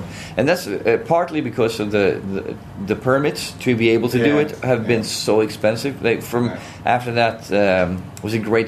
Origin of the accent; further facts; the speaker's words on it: Gothenburg, Västra Götaland, Sweden; I'm from Gothenburg